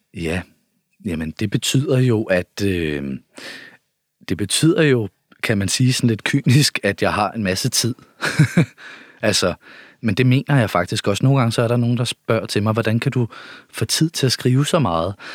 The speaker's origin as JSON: {"language": "Danish", "town": "Nørre Ørum", "country": "Denmark", "tie": "born or raised there", "moved": "yes"}